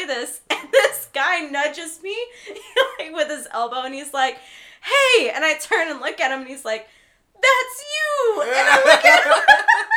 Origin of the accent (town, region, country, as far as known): Lebanon, Missouri, United States; born or raised there; also born or lived in Palo Alto, California / Redwood City, California / Warrensburg, Missouri